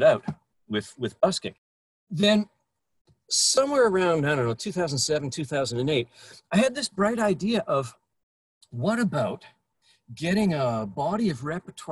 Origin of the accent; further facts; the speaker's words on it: Brandon, Manitoba, Canada; Growing up in Brandon, Manitoba